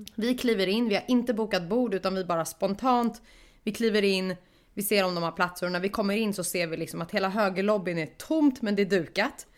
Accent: Stockholm, Stockholm County, Sweden; jag var stockholmare

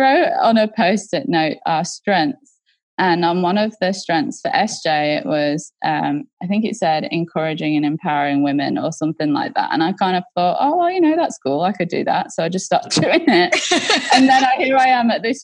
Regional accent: England, United Kingdom; now in Australia; I was brought up in a very, so I'm from England originally, and there's different classes in England. And so mm-hmm. we were very much a country working class family that lived in and close to mining towns

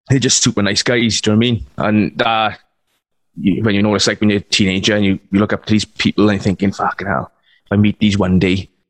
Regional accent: Wales, United Kingdom; being Welsh

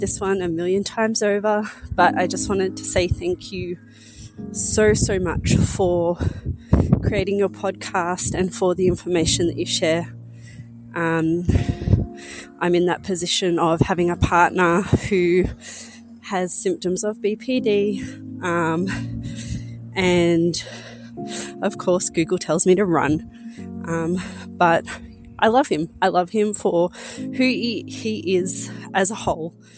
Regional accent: Australia; I'm 34 and I'm from Australia

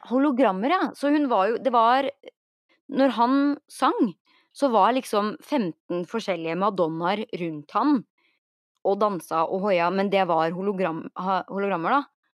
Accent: Norway; now in Los Angeles, United States

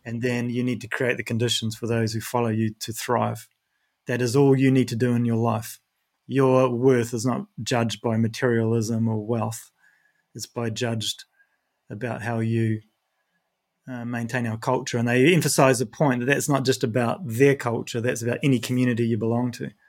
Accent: New Zealand; moved away; I'm from New Zealand

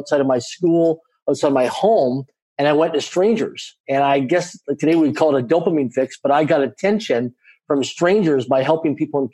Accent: Canada; I grew up in a middle-income family in Canada. I'm a Canadian citizen. I grew up in a small town of less than 20,000 people in population

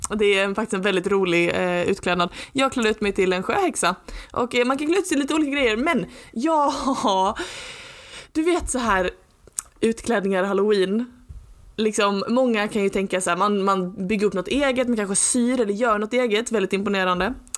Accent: Lund, Skåne, Sweden; Jag är från Lund, jag är liksom inte från New York

